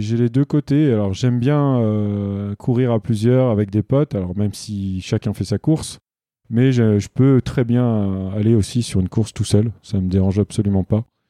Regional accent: Île-de-France, France; je suis né en Ile-de-France, euh, donc j'ai grandi dans un milieu euh, plus qu'urbain

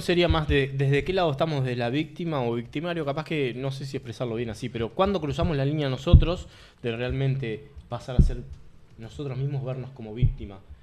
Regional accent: Uruguay; el índice de suicidios que tenemos nosotros como sociedad uruguaya

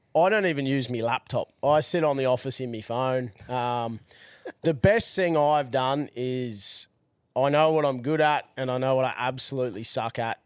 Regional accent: Brisbane, Queensland, Australia; also born or lived in Gold Coast; I grew up in Brizzy

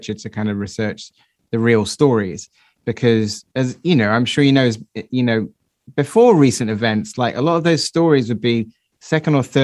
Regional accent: Somerset, South West England, United Kingdom; I'm from Somerset

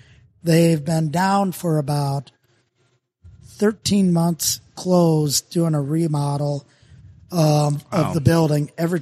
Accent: Minnesota, United States; accent: Minnesota; So I had my Minnesota accent mixed in with a little Vermonter, Vermonter and Boston.

